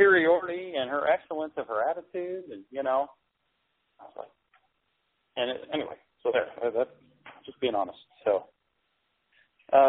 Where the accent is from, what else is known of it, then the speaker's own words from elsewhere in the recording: United States; I'm American